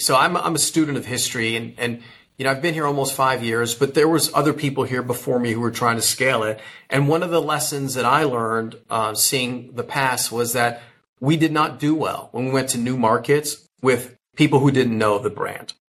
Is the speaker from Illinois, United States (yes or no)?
yes; Chicago, Illinois, United States; I grew up in the Chicago area.